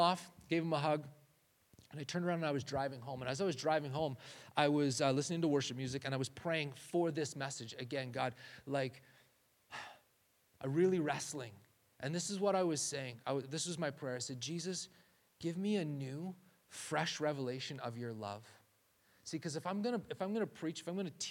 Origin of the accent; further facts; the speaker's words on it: Canada; moved away; we're Canadian